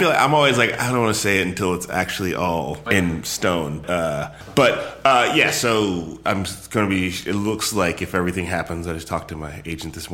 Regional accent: Palo Alto, California, United States; born there; I was born in Palo Alto. I just didn't grow up out here.

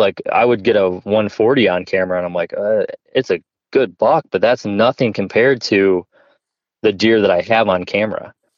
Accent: New York, United States; now in Ohio, United States; I grew up obviously in New York, like I talked about, and we just didn't have really big bucks there

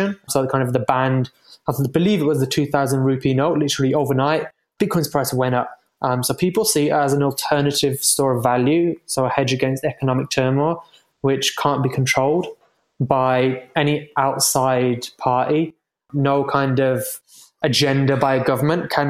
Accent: United Kingdom; moved away; I'm from the UK originally, as you might be able to tell from my accent

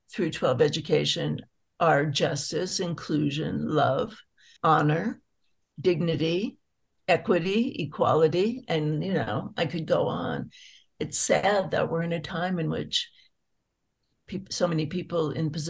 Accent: San Francisco Bay Area, California, United States; I grew up in the San Francisco Bay Area

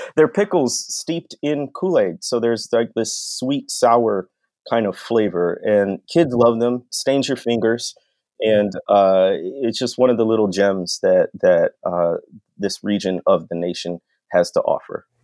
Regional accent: North Shore of Illinois, United States; moved away as an adult; also born or lived in Arkansas / Mississippi; growing up on the North Shore of Illinois

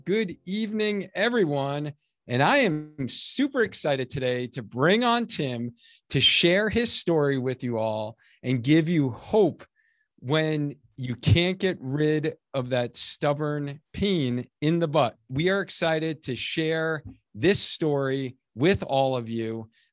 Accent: Cheshire, Connecticut, United States; we are the training partner for the Cheshire Half Marathon. So I'm super excited about that, right in my hometown

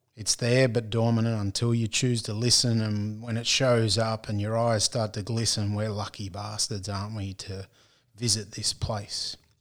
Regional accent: Australia; accent: broad Australian; my broad Australian accent

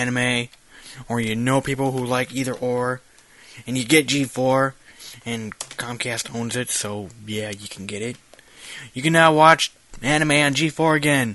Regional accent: United States; I'm American, I was taught in American schools

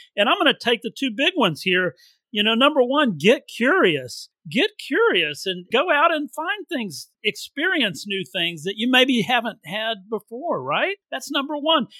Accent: Texas, United States; also born or lived in Louisiana; I grew up mostly in Texas, but I'm from Louisiana

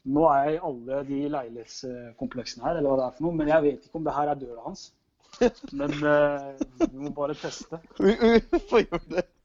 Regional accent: Norway; moved away as an adult; also born or lived in Drammen; now in Hungary; hjemme i Norge

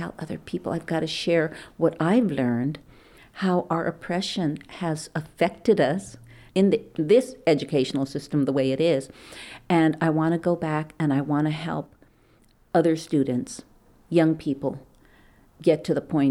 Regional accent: Los Angeles, California, United States; moved away as an adult; now in Oakland, United States; I grew up in East Los Angeles, in Boyle Heights

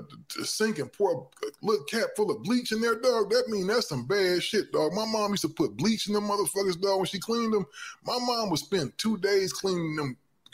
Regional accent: Ohio, United States; moved away; I'm from Ohio originally.

